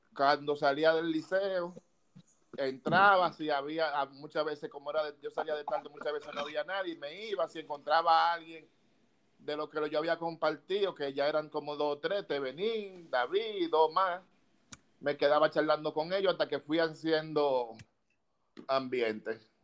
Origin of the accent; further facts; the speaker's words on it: Santo Domingo, Distrito Nacional, Dominican Republic; Yo nací en Villa Consuelo